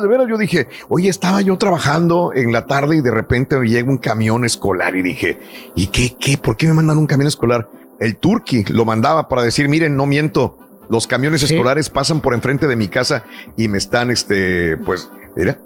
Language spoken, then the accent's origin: Spanish; Matamoros, Tamaulipas, Mexico; moved away; mi ciudad natal, Matamoros